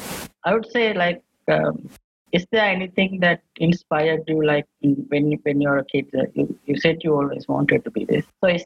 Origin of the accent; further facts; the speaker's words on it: Sri Lanka; So I'm actually from Sri Lanka.